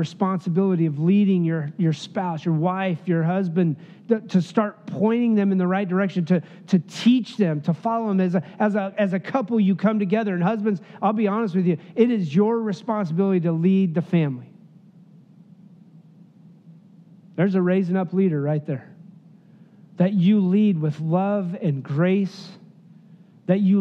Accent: Wyoming, United States; moved away; also born or lived in Bolivar, Missouri / Alaska; I'm from Wyoming

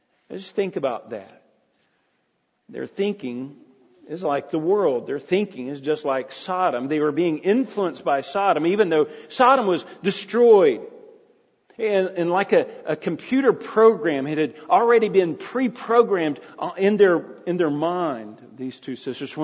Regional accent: Jenkins, Kentucky, United States; I grew up in a little town called Jenkins, Kentucky, population 2,000, at its heyday

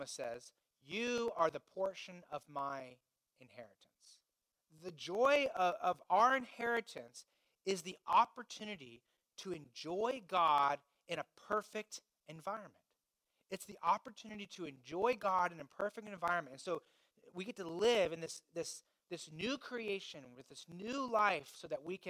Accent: Indiana, United States; I grew up in Indiana

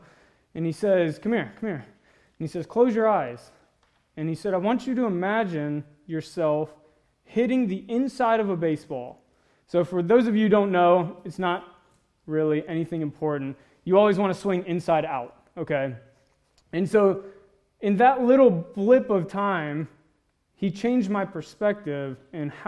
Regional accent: Mississippi, United States; moved away; I grew up in Mississippi. That's why I talk and look a little funny.

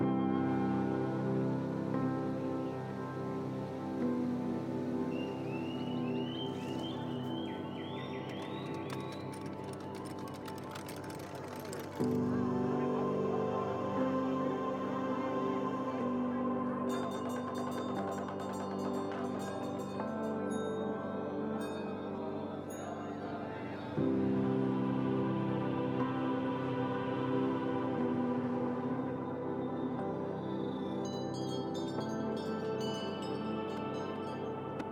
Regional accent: Cincinnati, Ohio, United States; moved away as an adult; also born or lived in Wake Forest, North Carolina; now in Taiwan; I'm from Cincinnati originally

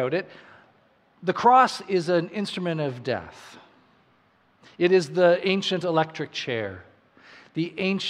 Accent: Saskatchewan, Canada; now in New Brunswick, Canada; I grew up in Saskatchewan, and I remember when I moved here to New Brunswick

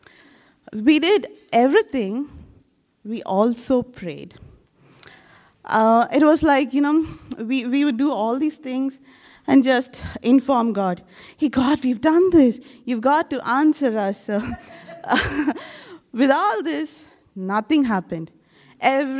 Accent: India; I'm from India

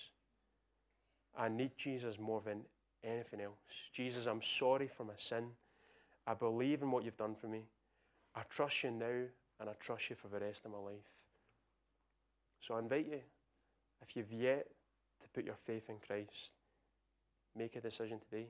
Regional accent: Scotland, United Kingdom; I'm Scottish

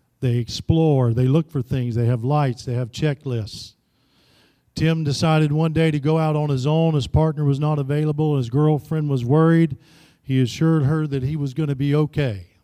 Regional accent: Florida, United States; also born or lived in Tennessee; now in Kansas City, United States; Back home, I'm originally from Florida.

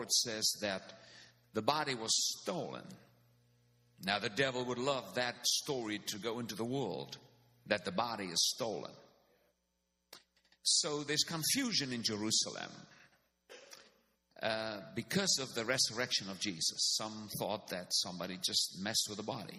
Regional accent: South Africa; first language Afrikaans; English is a second language; I am from South Africa

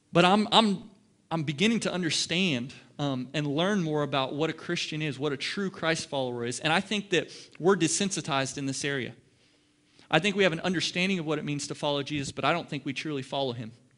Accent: Ohio, United States; now in Dallas, United States; I'm in the Dallas Metroplex, and I'm not from here. I'm from Ohio.

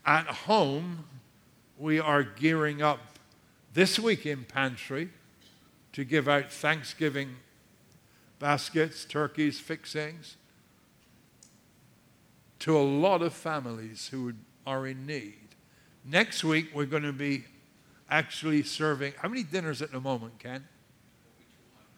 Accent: United Kingdom; now in United States; I'm British

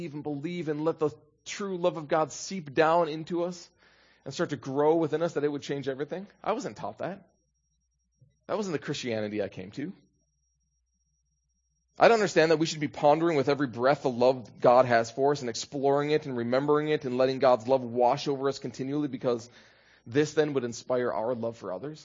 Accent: Minnesota, United States; I'm from Minnesota

